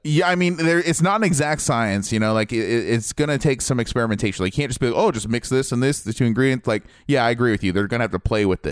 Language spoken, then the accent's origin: English; Midwest, Ohio, United States; moved away; I'm from the Midwest originally